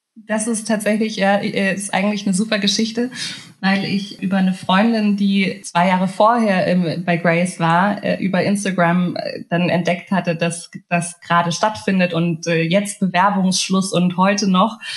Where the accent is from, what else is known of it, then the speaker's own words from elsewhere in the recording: Munich, Bavaria, Germany; also born or lived in Hungary / Berlin; now in Munich, Germany; aufgewachsen bin ich tatsächlich relativ beschaulich im kleinen München. Komme ja ursprünglich gebürtig aus Ungarn